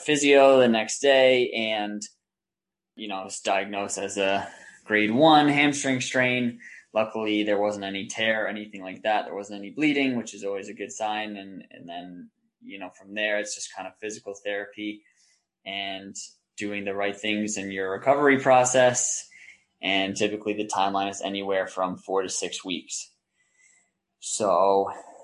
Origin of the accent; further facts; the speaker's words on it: New York, United States; also born or lived in Denmark; my hometown